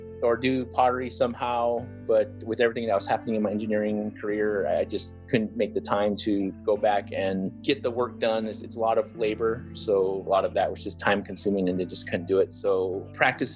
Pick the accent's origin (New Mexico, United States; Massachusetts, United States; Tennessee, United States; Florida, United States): New Mexico, United States; Acoma Pueblo; moved away as an adult; also born or lived in Arizona; I was raised in Acoma Pueblo for the first 18 years of my life.